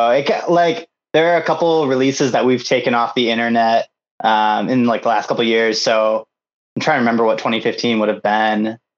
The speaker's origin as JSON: {"language": "English", "country": "Japan", "tie": "born or raised there", "said": "And then um, I grew up in Japan."}